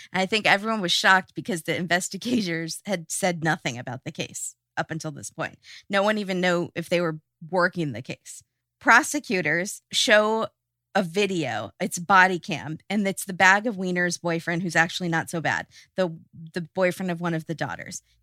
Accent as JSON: {"language": "English", "region": "California", "country": "United States", "said": "we're from California"}